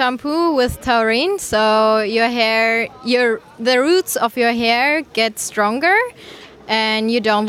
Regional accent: Germany; I'm from Germany, but I'm also half Greek

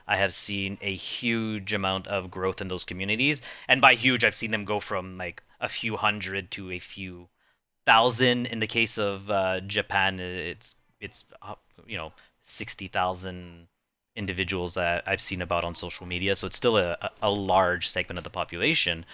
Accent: Canada; I'm Canadian

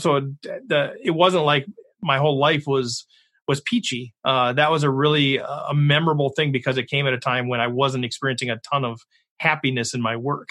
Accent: Minnesota, United States; I'm from Minnesota.

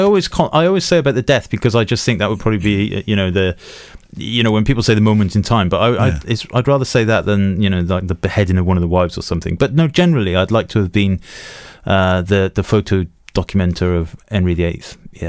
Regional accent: Welsh, Wales, United Kingdom; because we are Welsh

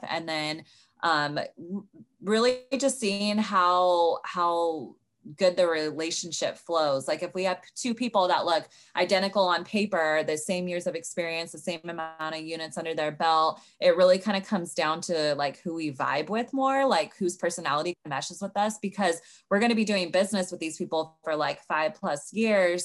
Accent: Sacramento, California, United States; moved away as an adult; now in Los Angeles, United States; I'm originally from Sacramento

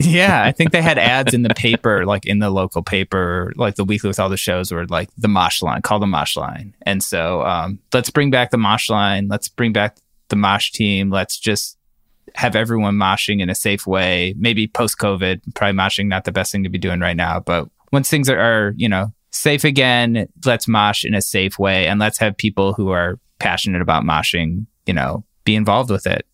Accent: Cleveland, Ohio, United States; When I was growing up in Cleveland

